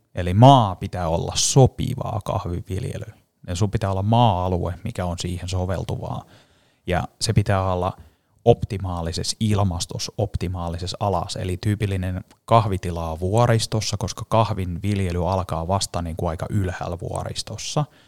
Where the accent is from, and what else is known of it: Finland; moved away as an adult; also born or lived in Paris, France / United States